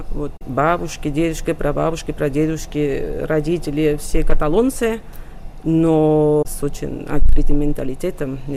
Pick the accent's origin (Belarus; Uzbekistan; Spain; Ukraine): Spain; Sabadell, Catalonia; родилась в городе Сабадель. Находится Сабадель 23 километра от Барселоны, то есть недалеко от Барселоны. И я детство провела в Сабаделе, и уже подростком стала приезжать очень часто все выходные практически в Барселону